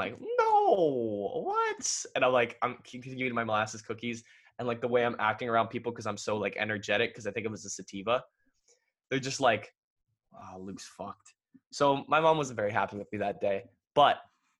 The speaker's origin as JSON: {"language": "English", "region": "Ontario", "country": "Canada", "said": "I'm from Ontario."}